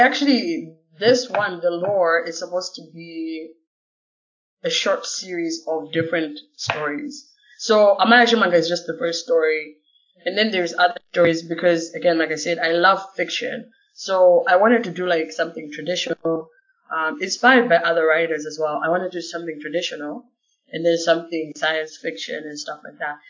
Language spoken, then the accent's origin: English; Malawi; I'm like Southeast of Africa, Malawi